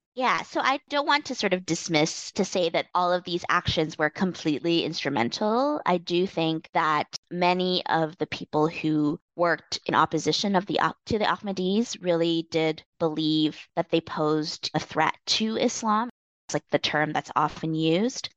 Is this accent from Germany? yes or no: no; Canada; I am of Chinese Indonesian heritage, but I grew up in Canada